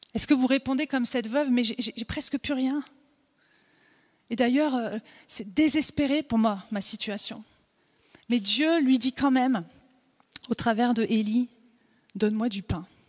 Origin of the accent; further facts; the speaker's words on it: Vosges, Grand Est, France; also born or lived in Alsace; now in Montpellier, France; je suis née dans les Vosges, j'ai habité en Alsace